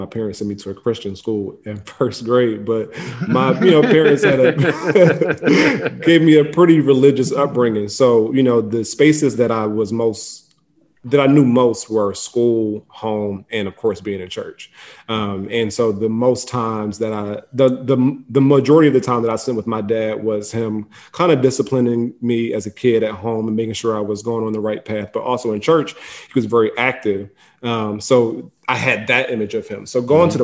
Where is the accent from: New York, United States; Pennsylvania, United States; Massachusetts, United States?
Pennsylvania, United States; Philadelphia; West Philly. I grew up in the Overbrook section of the city